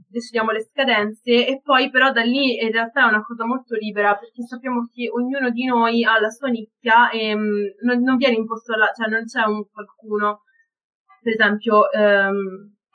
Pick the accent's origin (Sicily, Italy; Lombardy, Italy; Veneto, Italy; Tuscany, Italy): Tuscany, Italy; Florence; accent: Florentine